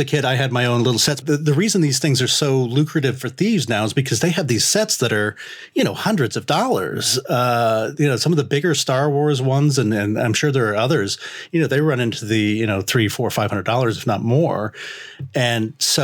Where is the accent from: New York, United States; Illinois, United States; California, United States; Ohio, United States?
Ohio, United States; Lima; moved away; my hometown of Lima, Ohio